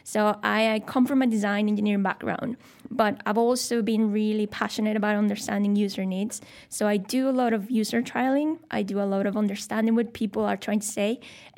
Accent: Mexico; moved away as an adult; also born or lived in Scotland / Malmesbury, England; now in Shanghai, China; I'm from Mexico, born and raised. My whole family's there.

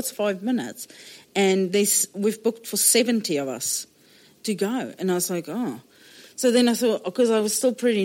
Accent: Johannesburg, Gauteng, South Africa; moved away as an adult; now in New Zealand; I was born in South Africa, the biggest baby that was ever born in this particular hospital in Johannesburg

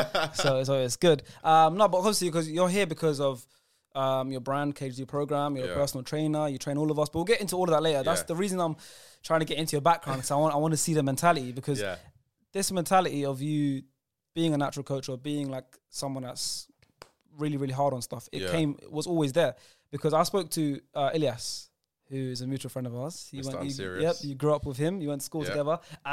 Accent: London, United Kingdom; I grew up in Brent.

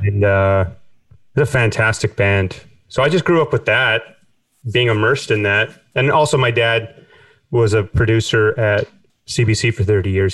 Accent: Winnipeg, Manitoba, Canada; moved away as an adult; now in Cork, Ireland; growing up in Canada

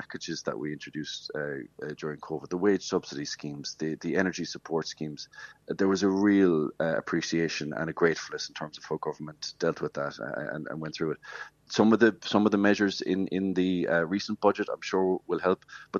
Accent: West Cork, Munster, Ireland; I'm from West Cork and tourism is everything. You know, it's such a big part of what we do down here

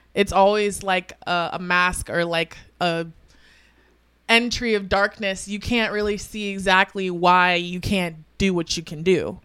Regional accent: Tampa, Florida, United States; also born or lived in Broward County, Florida; I'm from Tampa. I was originally born in South Florida, nine five four Broward County. Um, Um, and, um, yeah, I moved to Tampa at a young age

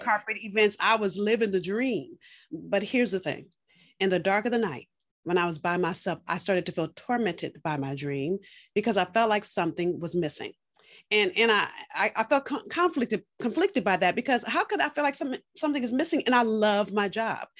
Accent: California, United States; now in Boston, United States; I'm from California, moved to Boston.

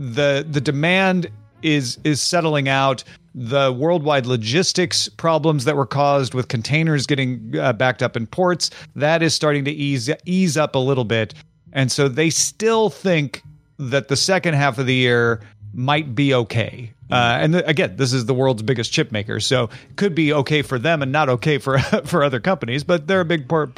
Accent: Central Time Zone, United States; moved away; I grew up in Central Time. I always feel like we were trained from birth to convert Eastern to Central.

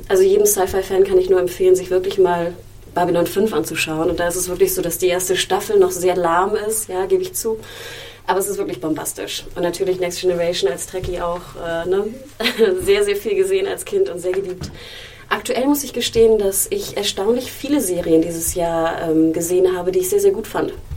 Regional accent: Germany; Ich bin ich in Deutschland aufgewachsen

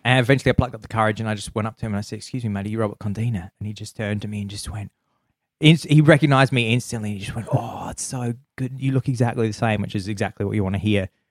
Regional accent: Adelaide, South Australia, Australia; I'm from Adelaide

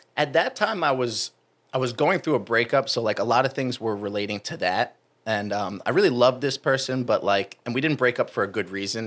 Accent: New Jersey, United States; moved away; I'm from New Jersey

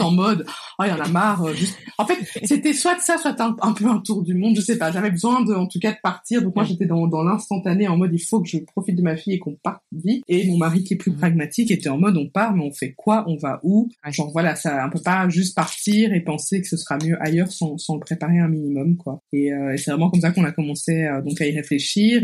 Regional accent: Belgium; accent: Belgian; moved away as an adult; now in Kigali, Rwanda; j'avais 11 euh, ans et donc la Belgique est devenue la maison. Et ça l'a été pendant 20 euh, ben, ans en fait

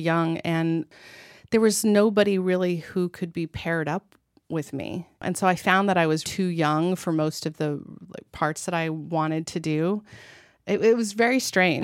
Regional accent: United States; moved away as an adult; also born or lived in France; I grew up in America

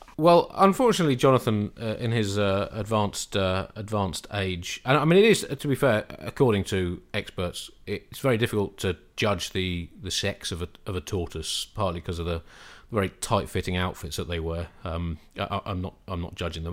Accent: United Kingdom; as a British person

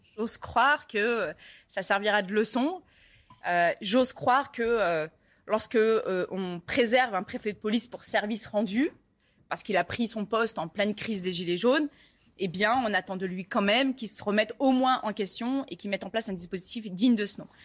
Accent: Paris, Île-de-France, France; je suis parisienne

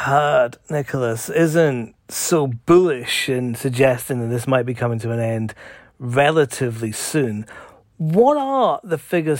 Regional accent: Scotland, United Kingdom; because I'm Scottish

